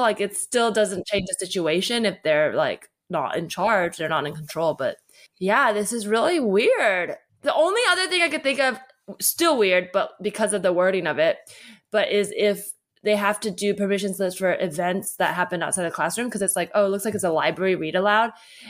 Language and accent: English; the Bay Area, California, United States; growing up in the Bay